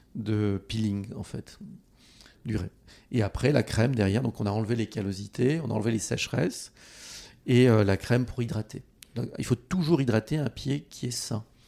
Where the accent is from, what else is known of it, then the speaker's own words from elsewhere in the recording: Treignac, Nouvelle-Aquitaine, France; mon village où j'ai grandi, en Haute-Corrèze